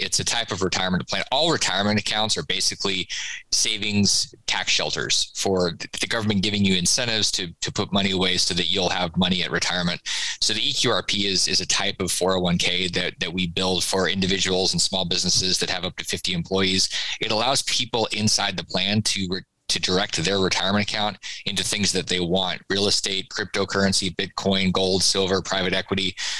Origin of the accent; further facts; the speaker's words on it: Florida, United States; it's not because I'm from Florida